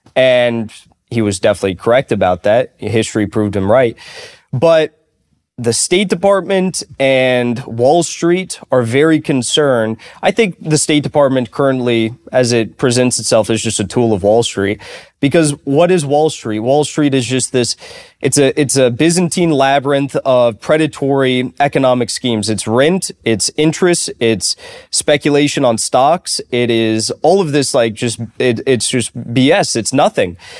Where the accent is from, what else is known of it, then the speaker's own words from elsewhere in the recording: United States; I'm an American citizen, my ancestors sailed to America on the Mayflower and helped found this country